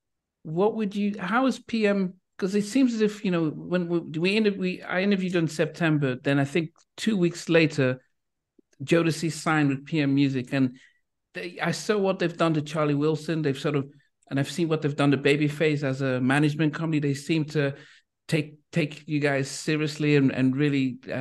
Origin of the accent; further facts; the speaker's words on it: Liverpool, North West England, United Kingdom; I was born in Liverpool